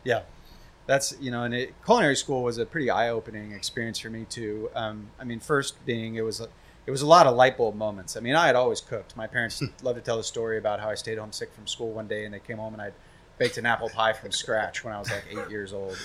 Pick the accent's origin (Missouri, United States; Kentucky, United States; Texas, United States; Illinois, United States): Missouri, United States; Kansas City; now in San Diego, United States; growing up in Kansas City, you go to barbecue competitions